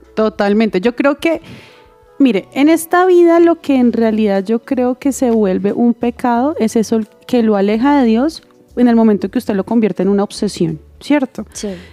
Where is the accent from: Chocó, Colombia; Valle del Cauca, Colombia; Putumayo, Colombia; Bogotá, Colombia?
Bogotá, Colombia; also born or lived in Santander; yo nací en Bogotá, pero toda mi familia es Santander